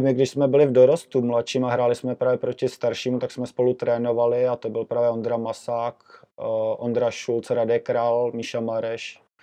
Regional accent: Jičín, Hradec Králové Region, Czechia; moved away as an adult; also born or lived in Prague; now in Stará Boleslav, Czechia; první rok jsem dojížděl z Jíčína do Prahy na, do školy

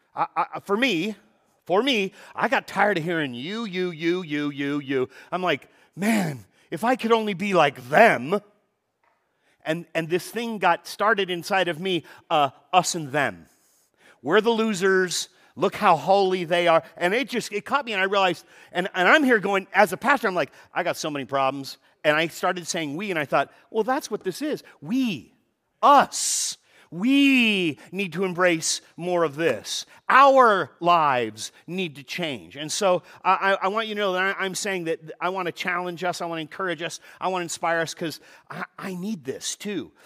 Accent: Los Angeles, California, United States; I was born in Van Nuys Hospital down in the valley, no longer exists, but, uh, I was born and raised in the valley

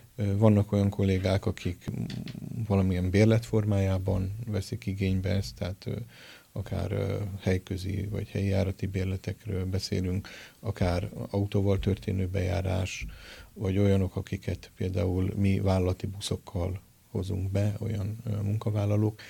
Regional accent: Miskolc, Borsod-Abaúj-Zemplén, Hungary; moved away as an adult; also born or lived in Budapest / Kazincbarcika; now in Miskolc, Hungary; szülőföldemhez, Miskolchoz és Szentpéterhez

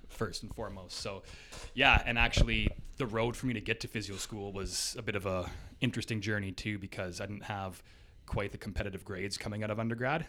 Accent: Hamilton, Ontario, Canada; also born or lived in Waterloo / Toronto; basically grew up in Ancaster, just up the highway two hill there. Um, pretty much was, uh, there my whole life

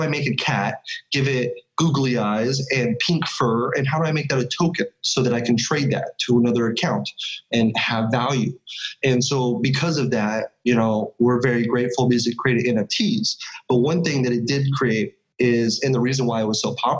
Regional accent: California, United States; I'm from California

